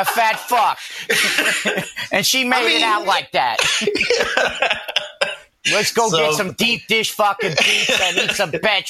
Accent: New York, United States; I'm a New Yorker.

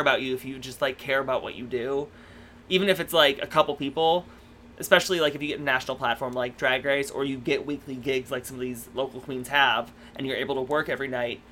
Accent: Stockbridge, Michigan, United States; I'm originally from Michigan. I'm from a little tiny town

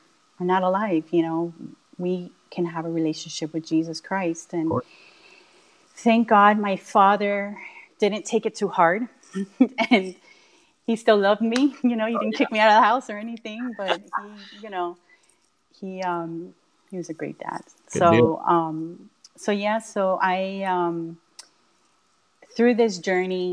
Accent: Miami, Florida, United States; I was born and raised in Miami

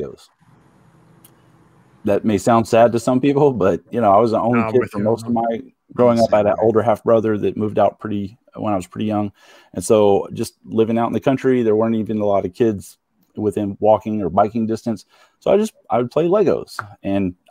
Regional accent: Texas, United States; growing up in Texas in the, you know, 80s and 90s

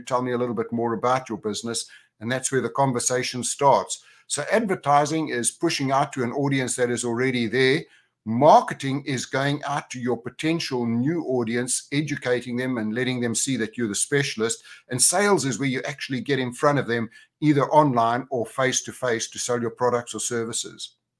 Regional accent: Johannesburg, Gauteng, South Africa; moved away; also born or lived in Orlando / Spain / United Kingdom; I was from Johannesburg originally, but now I'm a, I'm a global cowboy because I have homes in Orlando, Spain, and the U K

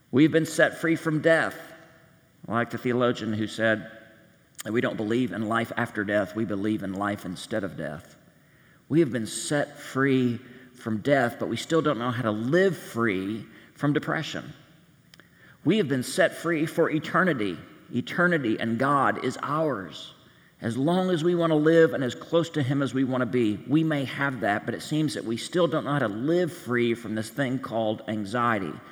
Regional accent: Kansas, United States; We're from Kansas, and if there's one thing we know how to do, it's have a good time. I live out of state, so I missed the party

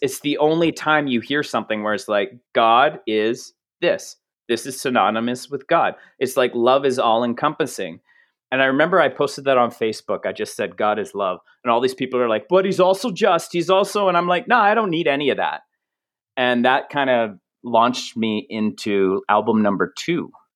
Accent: Canada; I'm Canadian

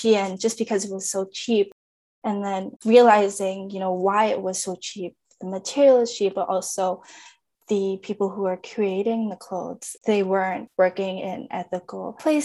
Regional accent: Winnipeg, Manitoba, Canada; moved away as an adult; now in British Columbia, Canada; I was born and raised in Winnipeg, Manitoba

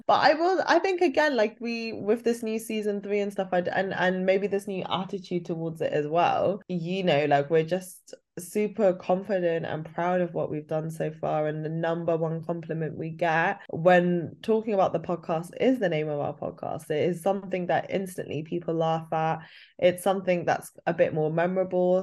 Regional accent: United Kingdom; our experience of being British Asian

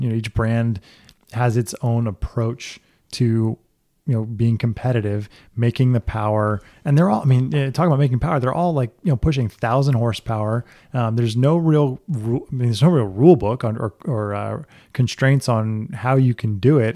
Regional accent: Florida Keys, United States; I grew up in the Keys

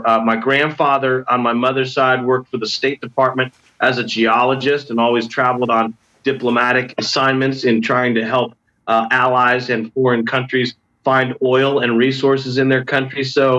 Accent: Washington, D.C. area, United States; even growing up outside of Washington, D.C., with politics right in my backyard

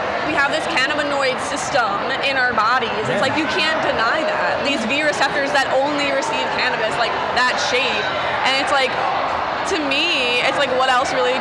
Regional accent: East Coast, United States; we're from the East Coast

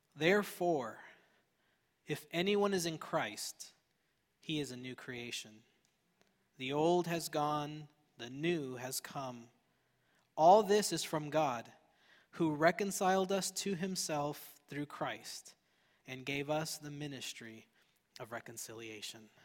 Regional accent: Fullerton, California, United States; I grew up in Fullerton

